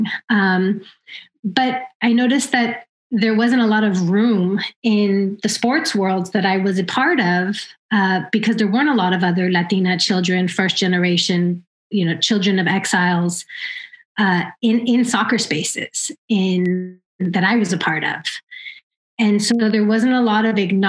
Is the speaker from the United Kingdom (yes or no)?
no; Oakland, California, United States; I was born and raised here in Oakland